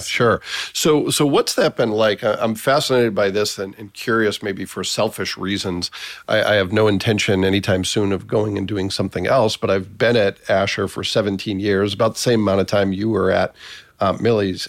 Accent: Massachusetts, United States; moved away; also born or lived in Northeast Indiana; I spent about half my life in Massachusetts, but most of my career has been in Northeast Indiana

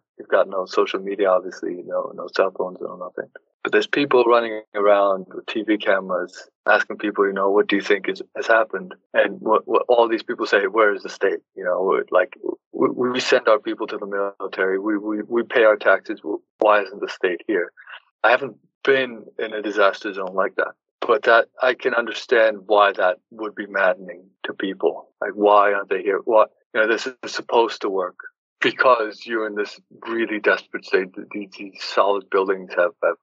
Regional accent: İzmir, Turkey; my hometown in Izmir

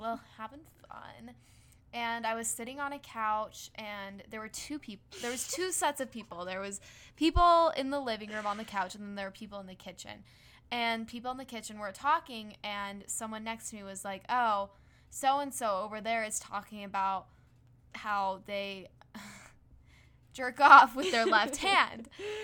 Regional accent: Utah, United States; we grew up in Utah

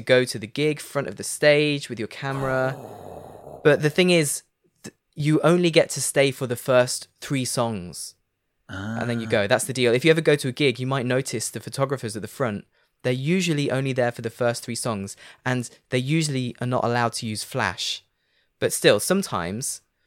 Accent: Leicester, East Midlands, United Kingdom; moved away as an adult; now in France; they call it the Midlands. I'm from the Midlands

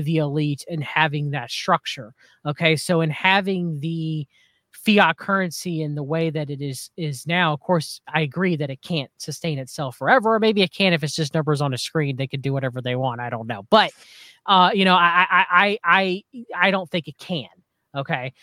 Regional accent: United States; as an American citizen

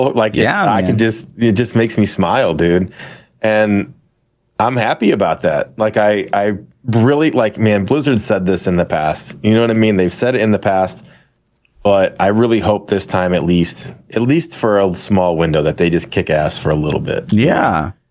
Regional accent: Boston, Massachusetts, United States; accent: Boston; that's my Eastern that's accent, my Boston accent.

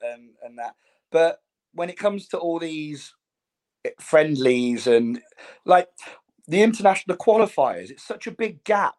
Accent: United Kingdom; We're British.

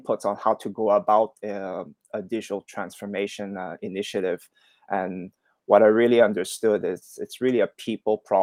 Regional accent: Montreal, Quebec, Canada; moved away as an adult; also born or lived in Shanghai / Hong Kong; I'm originally from Montreal, Canada. That's where I grew up

